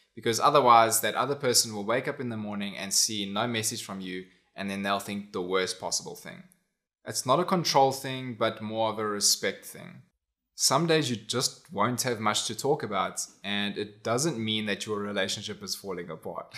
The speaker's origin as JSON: {"language": "English", "country": "South Africa", "also_born_or_lived": "United States", "said": "I au paired in America, but I'm from South Africa."}